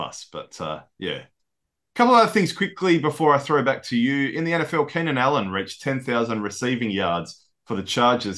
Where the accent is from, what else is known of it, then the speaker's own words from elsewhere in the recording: Australia; as Aussie fans